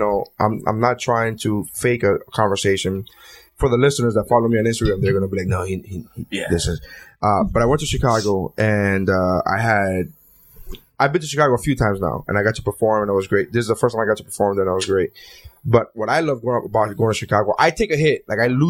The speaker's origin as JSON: {"language": "English", "country": "Canada", "said": "Canada CN? I'm Canadian."}